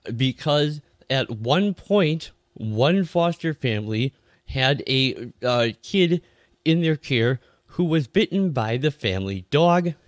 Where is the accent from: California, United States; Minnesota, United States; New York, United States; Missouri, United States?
Minnesota, United States; my home state of Minnesota